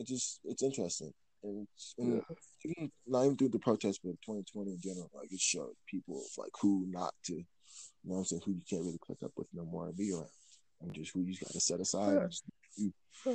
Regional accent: Michigan, United States; now in Colorado Springs, United States; over there in my hometown, in Michigan

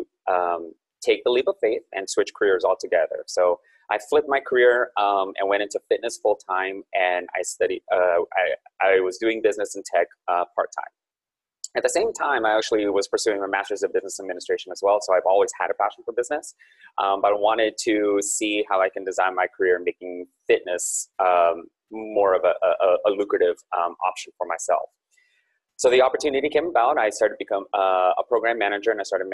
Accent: Silicon Valley, California, United States; I'm born and raised in Silicon Valley, so I'm still based here

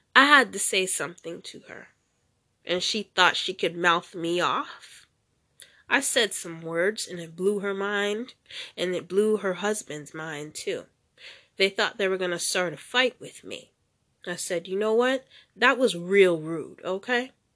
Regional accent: United States; moved away; I'm an American citizen, but I live outside the country

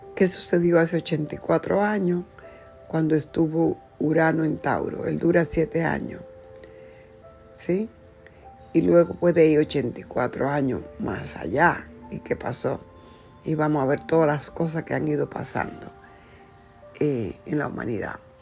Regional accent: Dominican Republic; moved away as an adult; now in United States; iba a cumplir mis 21 años cuando vine a los Estados Unidos, Dejé mi tierra de la República Dominicana.

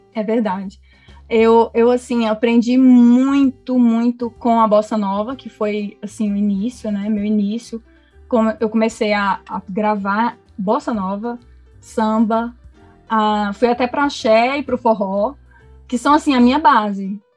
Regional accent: Goiânia, Goiás, Brazil; also born or lived in Brasília; Nasci em Goiânia, Goiânia mesmo

